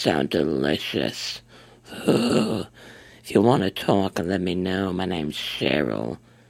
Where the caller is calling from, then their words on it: Chicago, Illinois, United States; Yeah, to Chicago, Illinois.